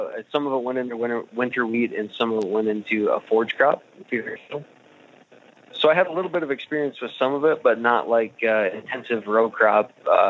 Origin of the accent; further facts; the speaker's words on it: northwest of Pierre, South Dakota, United States; So about 65 miles northwest of Pierre, South Dakota. It's kind of what you'd call no man's land. It's quite a ways to nowhere from where I'm from.